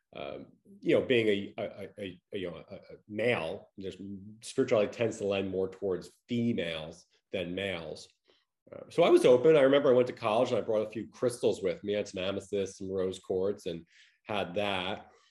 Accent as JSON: {"language": "English", "area": "Long Island", "region": "New York", "country": "United States", "tie": "born or raised there", "also_born_or_lived": "Connecticut / Los Angeles", "moved": "as an adult", "lives_now": "Tampa, Florida, United States", "said": "I grew up in Long Island, New York"}